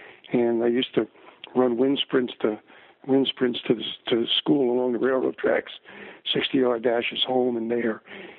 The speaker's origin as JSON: {"language": "English", "town": "Paterson", "region": "New Jersey", "country": "United States", "tie": "born or raised there", "also_born_or_lived": "Fair Lawn, New Jersey", "said": "Grew up in Paterson, New Jersey. I was born in Paterson, New Jersey. Kind of a place to be, nice place to be from. It wasn't the most beautiful. It was kind of a ghetto. And I was a ghetto kid."}